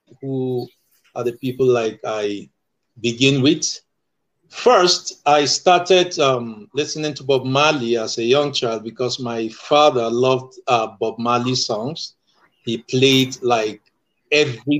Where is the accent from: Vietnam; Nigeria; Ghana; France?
Nigeria; I am from Nigeria